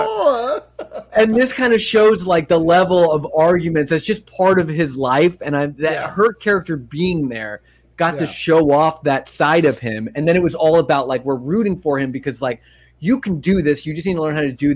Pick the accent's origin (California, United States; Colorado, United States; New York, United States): New York, United States; Long Island; I'm from Long Island, New York, and all my family is from New York